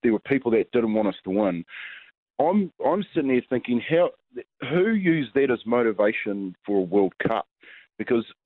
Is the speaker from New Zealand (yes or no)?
yes; New Zealand; me as a Kiwi person that played in their jersey